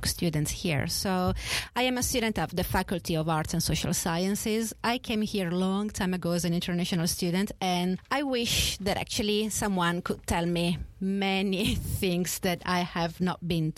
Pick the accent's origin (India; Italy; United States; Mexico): Italy; moved away as an adult; now in Sydney, Australia; I come from Italy